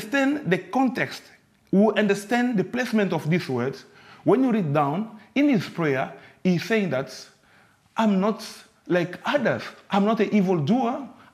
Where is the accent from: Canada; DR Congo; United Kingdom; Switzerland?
DR Congo; moved away; I'm from the Congo, from the DRC.